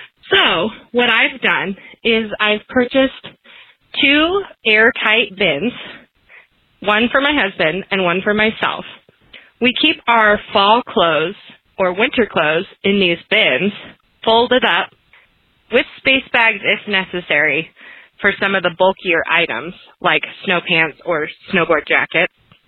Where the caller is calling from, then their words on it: Mammoth Lakes, California, United States; I'm calling from Mams Lakes, California.